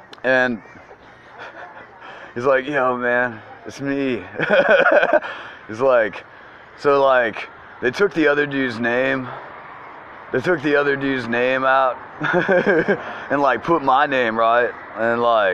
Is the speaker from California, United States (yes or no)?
no; Charlotte, North Carolina, United States; I'm a comedian from Charlotte, North Carolina